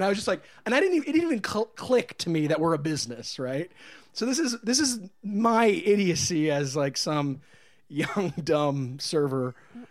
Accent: Martinsburg, West Virginia, United States; also born or lived in Midwest; now in Los Angeles, United States; I'm from Martinsburg, West Virginia. Oh boy. I grew up a little girl there.

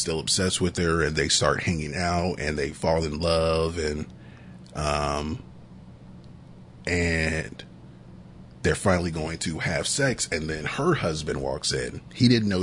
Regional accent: Augusta, Georgia, United States; growing up in Augusta

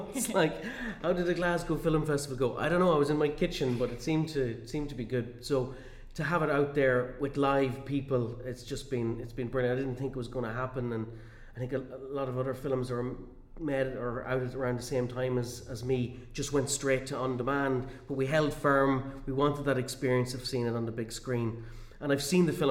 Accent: Cavan, Ulster, Ireland; my hometown, in my home county

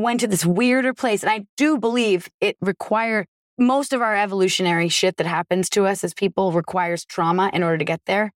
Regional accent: Vermont, United States; I'm from Vermont

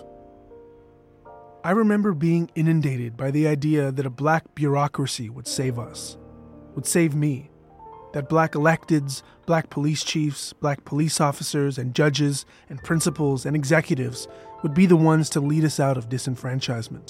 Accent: Canada; I'm Canadian

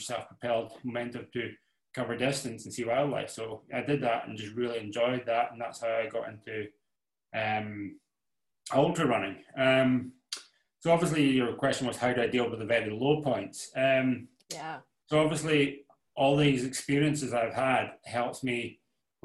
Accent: Isle of Skye, Scotland, United Kingdom; I grew up in the Isle of Skye, which is like the west coast of Scotland

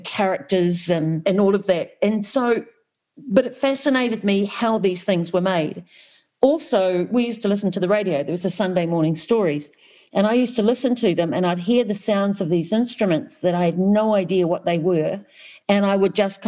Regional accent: New Zealand; I was brought up in Aotearoa

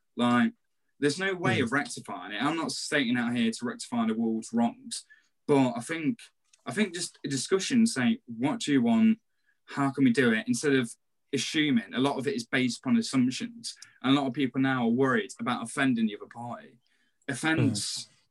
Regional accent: Nottingham, East Midlands, United Kingdom; we're from Nottingham

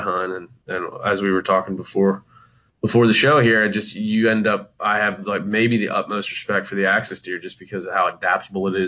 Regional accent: East Coast, United States; I grew up on the East Coast.

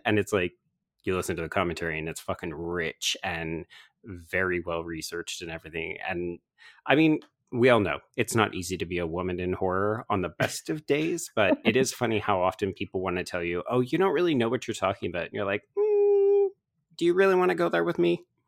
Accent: Canada; I will speak for myself as a Canadian

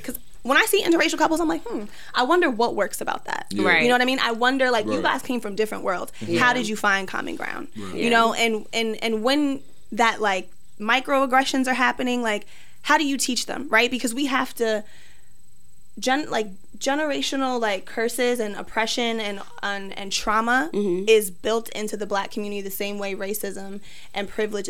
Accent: Jamaica; you came from Ireland and I'm from Jamaica

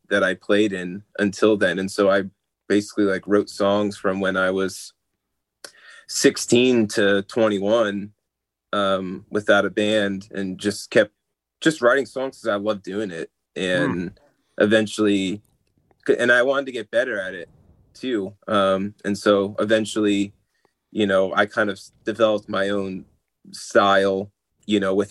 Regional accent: New Jersey, United States; I'm from New Jersey, so I'm, you know, from the Northeast

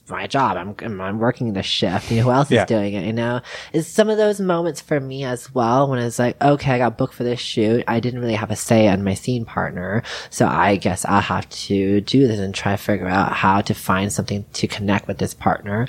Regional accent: San Francisco, California, United States; also born or lived in Las Vegas / Los Angeles / New York; now in Tennessee, United States; I was born in San Francisco

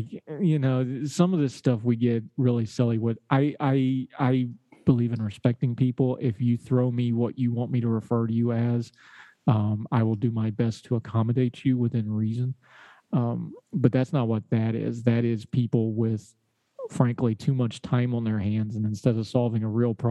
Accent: Appalachia, United States; I say y'all, because I'm an Appalachian

